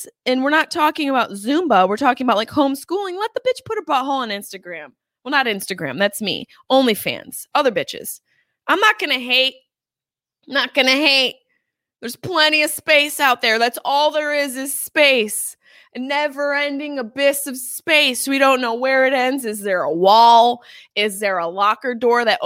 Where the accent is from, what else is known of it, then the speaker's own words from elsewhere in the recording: Syracuse, New York, United States; accent: Syracuse; now in Los Angeles, United States; my Syracuse accent